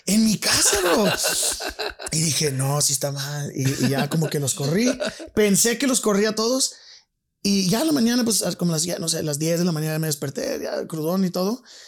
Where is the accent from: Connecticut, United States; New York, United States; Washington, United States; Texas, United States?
Texas, United States; El Paso; also born or lived in San Francisco Bay Area, California; a los 7, 9 años, 7, 8 años me fui a El Paso, Texas.